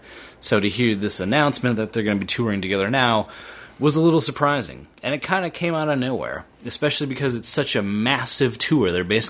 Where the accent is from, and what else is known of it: Milwaukee, Wisconsin, United States; born or raised there; also born or lived in Minnesota